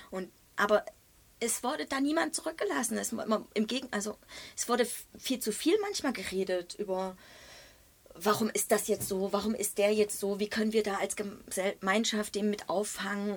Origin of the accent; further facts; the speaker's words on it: East Germany, Germany; Ich komme aus dem Osten